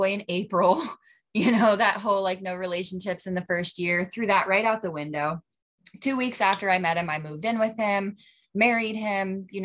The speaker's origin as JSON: {"language": "English", "region": "Central Western Pennsylvania", "country": "United States", "said": "I'm from Central Western PA."}